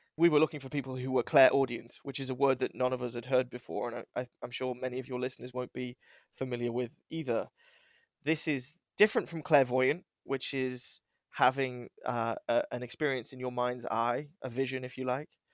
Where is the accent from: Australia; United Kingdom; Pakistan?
United Kingdom; now in Cheshire, United States; I'm British